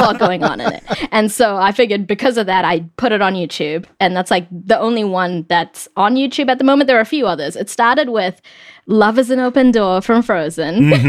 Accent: New Zealand; moved away as an adult; now in United States; I grew up in New Zealand, and I moved to the US about eight years ago

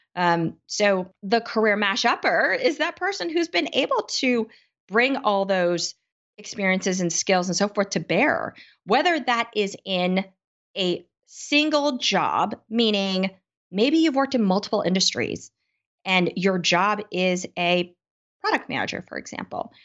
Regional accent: United States; Being Asian American

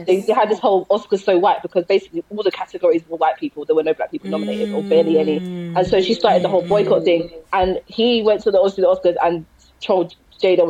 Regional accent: London, United Kingdom; I'm from South London

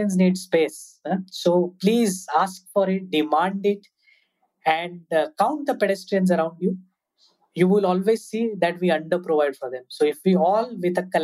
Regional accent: Mumbai, Maharashtra, India; I grew up in Mumbai

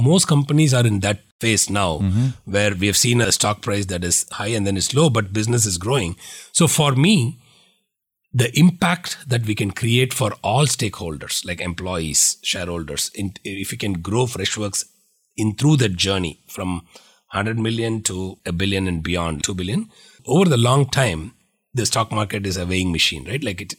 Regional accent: India; now in United States; So that is the journey which I set out when I moved from India to Valley, because in India, people were celebrating us for $100 million.

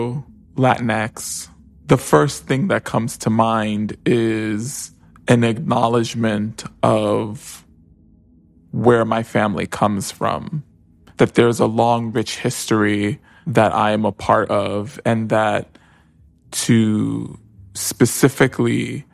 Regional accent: New York City, New York, United States; I grew up most of my life, particularly like as a young boy growing up in the South Bronx in the 1980s, as solely identifying as Hispanic, even though I was hyper aware that my mother is Afro-Latina

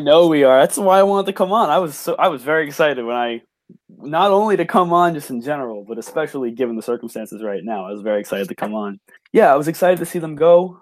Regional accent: New York, United States; I'm from New York

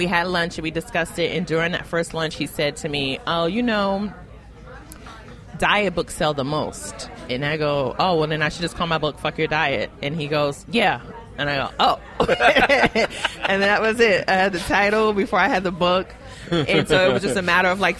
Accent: New York City, New York, United States; I am from Brooklyn

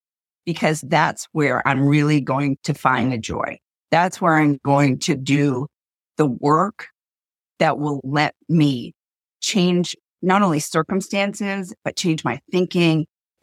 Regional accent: Maine, United States; We are down-to-earth, solid girls from Maine

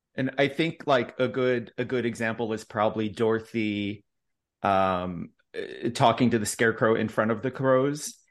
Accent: Chicago, Illinois, United States; now in Texas, United States; I'm from Chicago

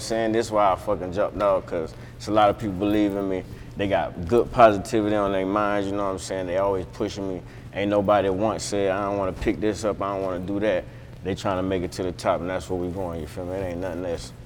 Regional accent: Florida, United States; also born or lived in New York; I moved away from there at six and I was raised in Florida, but New York is home

